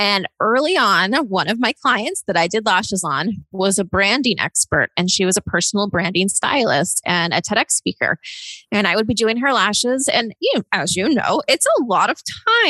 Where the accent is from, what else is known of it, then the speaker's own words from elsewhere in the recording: East Coast, United States; moved away as an adult; also born or lived in Austin, Texas / Los Angeles, California; I grew up kind of on the East Coast